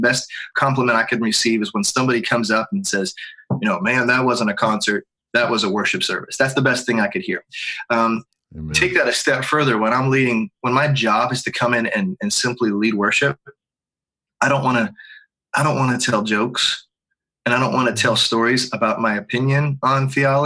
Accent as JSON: {"language": "English", "town": "Pittsburgh", "region": "Pennsylvania", "country": "United States", "tie": "born or raised there", "also_born_or_lived": "Atlanta, Georgia", "moved": "as an adult", "said": "I grew up in Pittsburgh"}